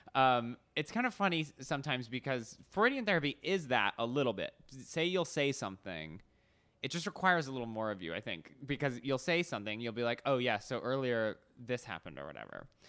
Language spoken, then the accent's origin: English; Arizona, United States; moved away as an adult; also born or lived in New York City; now in Los Angeles, United States; I grew up in Arizona, kinda middle of nowhere. Right when I turned eighteen, I moved to New York City